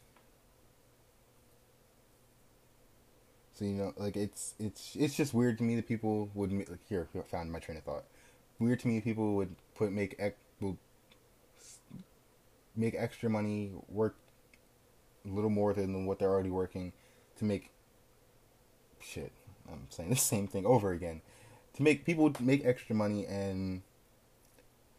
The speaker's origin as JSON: {"language": "English", "region": "New Jersey", "country": "United States", "said": "I'm from Jersey. I like Jersey"}